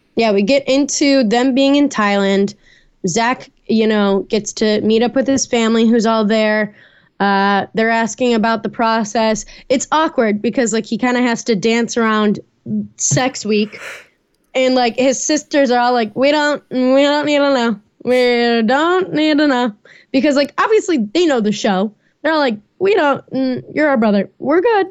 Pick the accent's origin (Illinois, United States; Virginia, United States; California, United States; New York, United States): Illinois, United States; Chicago; born or raised there; now in Atlanta, United States